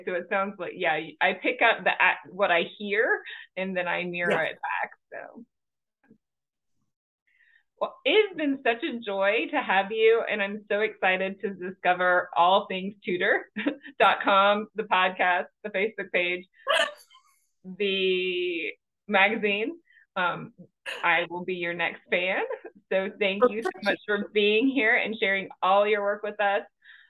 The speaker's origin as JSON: {"language": "English", "region": "Georgia", "country": "United States", "said": "but I'm from Georgia."}